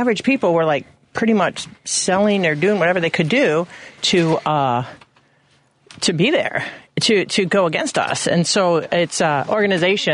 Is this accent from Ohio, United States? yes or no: no; Wheaton, Illinois, United States; I grew up in Wheaton